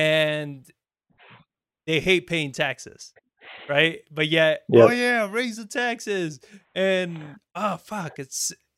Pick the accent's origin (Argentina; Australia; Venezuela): Argentina; also born or lived in Spain; it's just terrible because I came from Argentina. I lived in Spain for about 4 years.